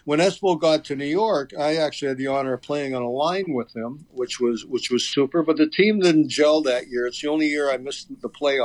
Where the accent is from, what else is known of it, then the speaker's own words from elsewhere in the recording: Toronto, Ontario, Canada; moved away as an adult; also born or lived in Boston; I grew up in Toronto